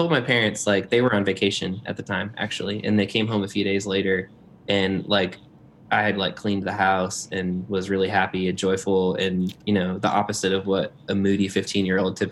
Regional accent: Northwest Indiana, United States; moved away; also born or lived in Lakeland, Florida; So Northwest Indiana. And I'm a Hoosier.

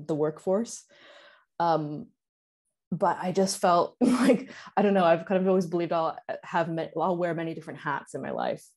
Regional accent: Canada; I'm from Canada

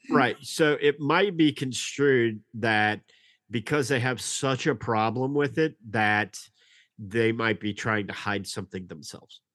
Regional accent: Nashville, Tennessee, United States; we're from Nashville

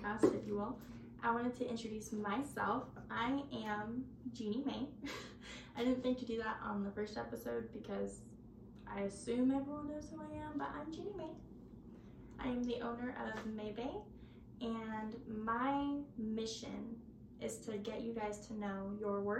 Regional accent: Auburn, California, United States; I'm from Auburn, California.

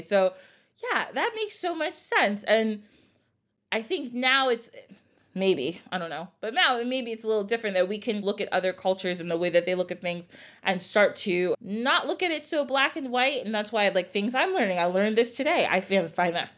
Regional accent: United States; I grew up in the United States

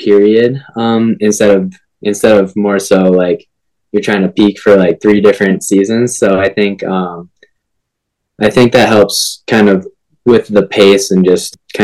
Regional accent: Green Bay, Wisconsin, United States; moved away as an adult; also born or lived in Minnesota; now in Baltimore, United States; I grew up in Green Bay, Wisconsin

